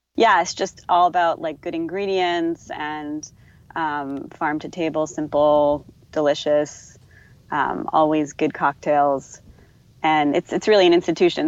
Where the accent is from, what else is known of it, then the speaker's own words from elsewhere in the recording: Northeast, United States; moved away as an adult; now in Surfside, United States; I'm not a native, but I've been here like for like 12 years and I, I grew up in the Northeast